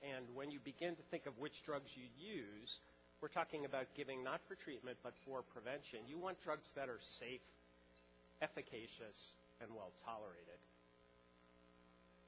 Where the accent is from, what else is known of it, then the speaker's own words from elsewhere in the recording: New York, United States; As a New Yorker